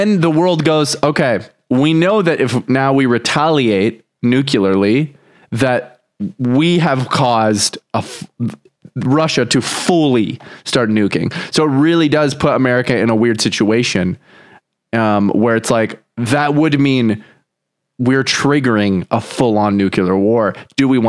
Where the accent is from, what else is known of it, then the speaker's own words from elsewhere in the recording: Canada; I'm Canadian